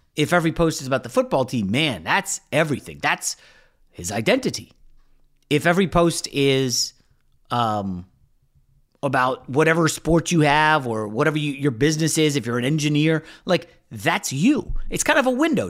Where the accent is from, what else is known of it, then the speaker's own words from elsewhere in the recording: Northern Virginia, United States; we grew up in Northern Virginia